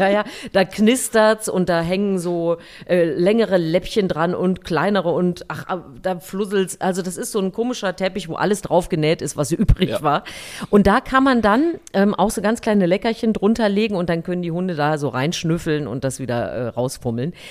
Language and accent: German; Thuringia, Germany; moved away; ich komme ja eigentlich aus Thüringen